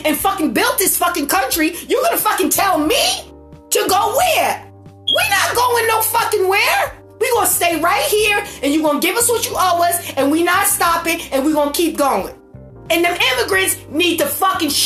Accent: United States; I'm black and I'm fucking beautiful and I'm fucking American

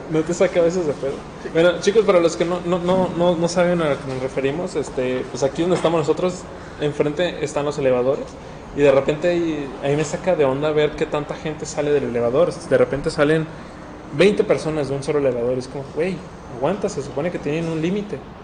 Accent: Guadalajara, Jalisco, Mexico; somos de Guadalajara, Jalisco, México.

